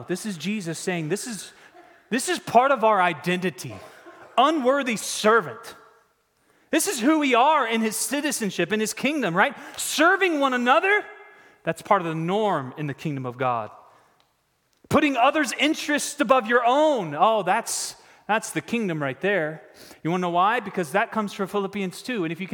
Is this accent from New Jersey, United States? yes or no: no; Raleigh, North Carolina, United States; I'm from Raleigh